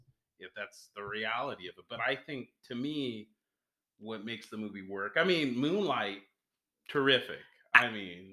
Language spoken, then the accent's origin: English; California, United States